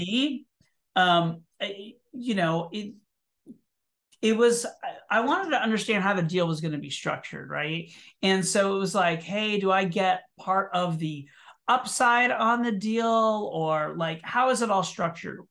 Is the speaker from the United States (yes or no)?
yes; Orlando, Florida, United States; moved away as an adult; now in New York City, United States; I was born in Orlando, Florida, and I moved to New York City in nineteen ninety-two to pursue a career in theater